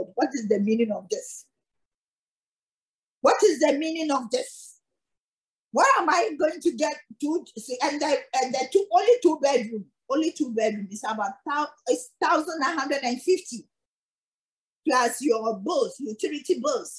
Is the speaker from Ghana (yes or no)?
yes; Ghana; moved away; I'm from Ghana